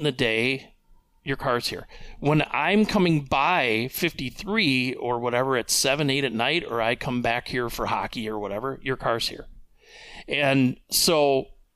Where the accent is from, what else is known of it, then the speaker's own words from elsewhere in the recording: DeForest, Wisconsin, United States; moved away as an adult; also born or lived in Minneapolis, Minnesota / Hayward, Wisconsin; now in Eau Claire, United States; original hometown, I would say, from age 9 to 18 was DeForest, Wisconsin, down by Madison.